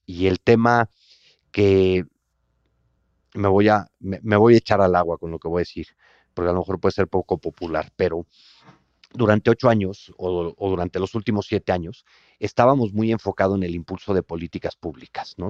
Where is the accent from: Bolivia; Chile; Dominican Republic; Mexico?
Mexico